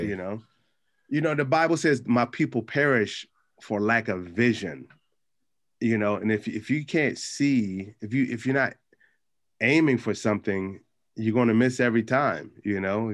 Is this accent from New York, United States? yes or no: no; Capitol Heights, Maryland, United States; growing up in Capitol Heights